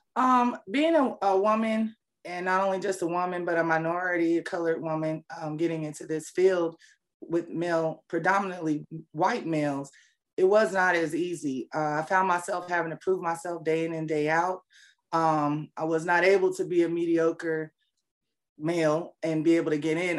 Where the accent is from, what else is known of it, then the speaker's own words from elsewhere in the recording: Fayetteville, North Carolina, United States; moved away as an adult; also born or lived in Seoul, South Korea; now in Atlanta, United States; I'm um, originally from Seoul, Korea, and uh, I was raised in Fayetteville, North Carolina